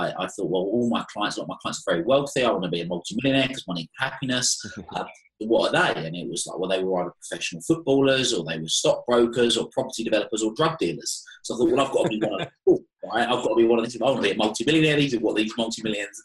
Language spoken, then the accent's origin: English; Chelmsford, East of England, United Kingdom; accent: Essex twang; also born or lived in Europe / South Africa; I have a very typical Essex accent